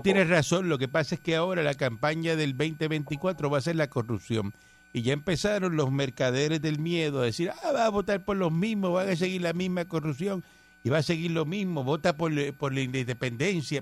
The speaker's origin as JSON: {"language": "Spanish", "country": "Cuba", "moved": "yes", "said": "yo soy cubano"}